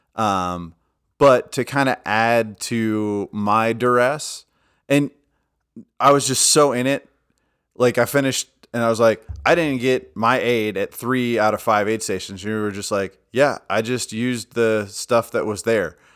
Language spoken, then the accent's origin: English; United States; I'm an ignorant American